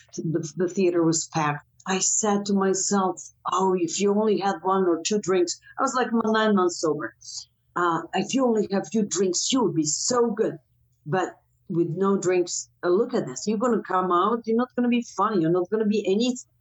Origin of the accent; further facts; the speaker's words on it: Croatia; moved away as an adult; also born or lived in United States; I came back in 1999 from States